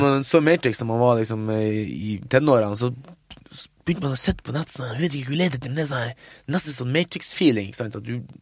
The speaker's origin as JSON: {"language": "Norwegian", "town": "Mo i Rana", "region": "Nordland", "country": "Norway", "moved": "yes", "said": "filmfestival hjemme på Mo i Rana"}